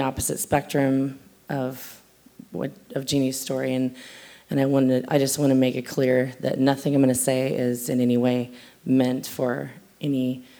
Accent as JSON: {"language": "English", "region": "California", "country": "United States", "also_born_or_lived": "North Dakota / South Dakota / Colorado", "moved": "yes", "said": "Where I come from, a lot of places. I'm originally from California. Then I moved to North Dakota, then I moved to South Dakota, then I moved to Colorado, and then we moved here."}